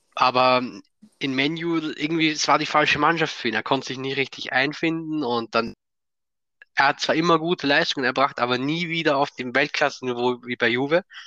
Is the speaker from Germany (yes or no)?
no; Austria; ich komme aus Österreich